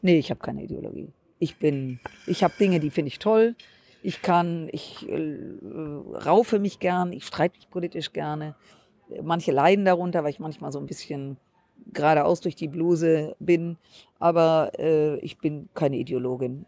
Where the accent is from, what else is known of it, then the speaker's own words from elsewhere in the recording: Düsseldorf, North Rhine-Westphalia, Germany; meine Heimatstadt Düsseldorf